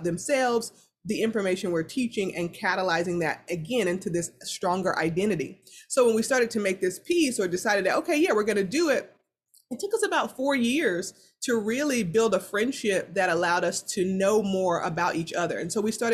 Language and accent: English; the South, United States; I'm from the South